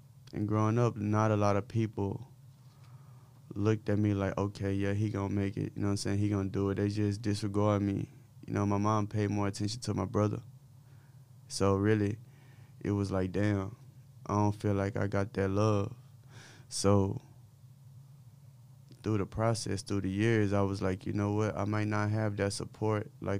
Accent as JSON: {"language": "English", "town": "Dallas", "region": "Texas", "country": "United States", "tie": "born or raised there", "said": "I'm from South Oak Cliff, Oxbow Lane, the street I grew up on"}